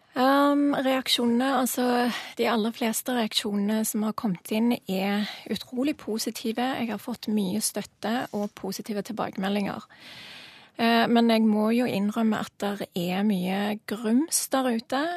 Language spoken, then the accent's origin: Norwegian; Norway; jeg er norsk, og er stolt av det